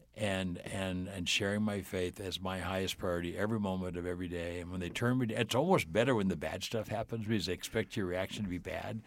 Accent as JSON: {"language": "English", "region": "Southern California", "country": "United States", "tie": "born or raised there", "said": "I grew up in Southern California."}